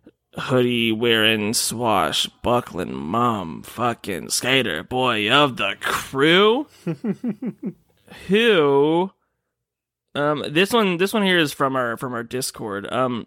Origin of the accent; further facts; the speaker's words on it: Michigan, United States; Hey, I'm a Michigander.